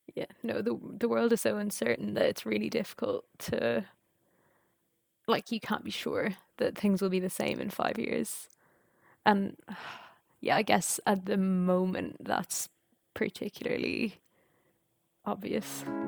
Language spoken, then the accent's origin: English; Ireland; moved away as an adult; also born or lived in France / Edinburgh, United Kingdom; I'm Irish